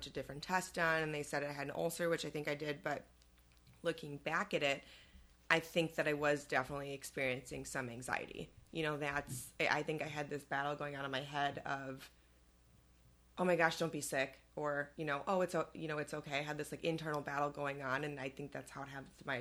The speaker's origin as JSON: {"language": "English", "town": "Elgin", "region": "Illinois", "country": "United States", "tie": "born or raised there", "said": "I grew up in Elgin"}